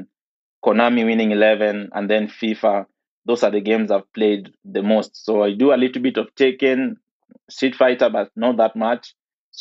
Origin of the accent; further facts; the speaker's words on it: Nairobi, Kenya; I grew up in Kibra, or properly known as Kibera, here in Nairobi.